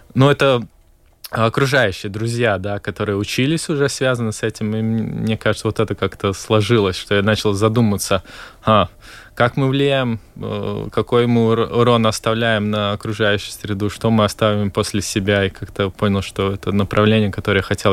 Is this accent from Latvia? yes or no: yes; Valka, Latvia; я сам из Валки